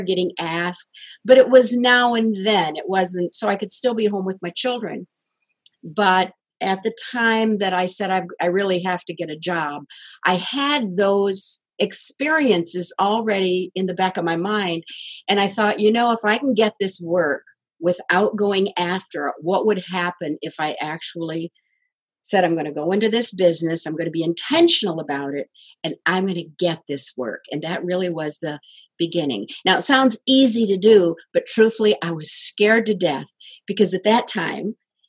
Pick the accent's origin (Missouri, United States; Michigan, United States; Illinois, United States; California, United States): Michigan, United States; Kalamazoo; my hometown, Kalamazoo, Michigan